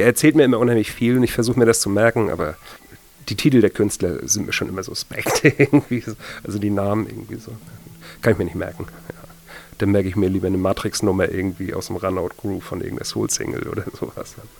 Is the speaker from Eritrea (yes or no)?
no; Kiel, Schleswig-Holstein, Germany; ich komme ursprünglich aus Kiel